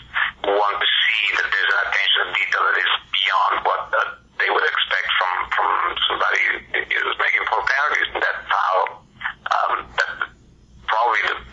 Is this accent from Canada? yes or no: no; Italy; moved away; I grew up in Italy